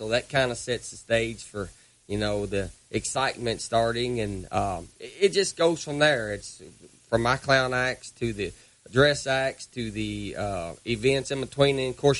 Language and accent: English; Louisville, Kentucky, United States; also born or lived in Brandenburg, Kentucky; now in South Carolina, United States; I live in South Carolina now, but I'm originally from Louisville.